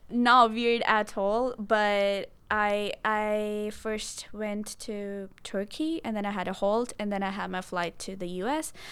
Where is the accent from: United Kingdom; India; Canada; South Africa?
India; Mohali, Punjab; moved away as an adult; now in United States; I'm from Punjab. It's in the northwestern side, and in Punjab, I'm from Mohali.